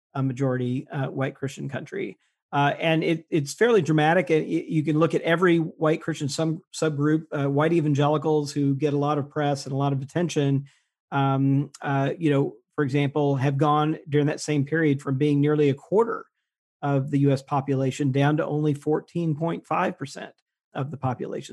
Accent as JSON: {"language": "English", "town": "Jackson", "region": "Mississippi", "country": "United States", "tie": "born or raised there", "moved": "yes", "said": "I grew up in Mississippi, and when I was there and g, went to public schools in Jackson, Mississippi"}